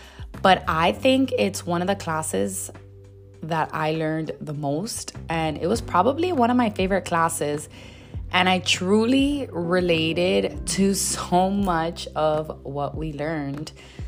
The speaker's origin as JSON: {"language": "English", "town": "Miami", "region": "Florida", "country": "United States", "tie": "born or raised there", "said": "98% of my friend group grew up speaking Spanish and English. And that's because I grew up in Miami in a very Hispanic neighborhood. Shout out to Westchester."}